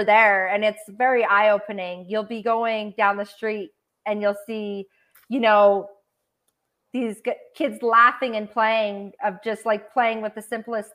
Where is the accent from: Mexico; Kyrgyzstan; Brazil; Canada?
Canada; I grew up on like in Canadian poverty standards on welfare and then paycheck to paycheck